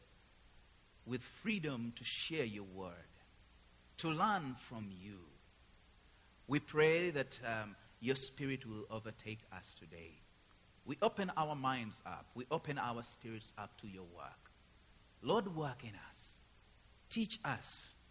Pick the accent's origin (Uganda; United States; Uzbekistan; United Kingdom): Uganda; moved away as an adult; I come from Uganda, East Africa